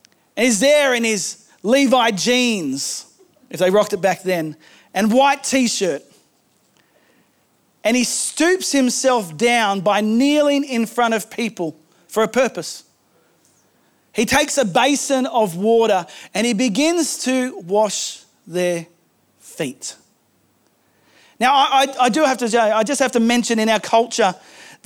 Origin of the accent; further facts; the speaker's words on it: Australia; I am Australian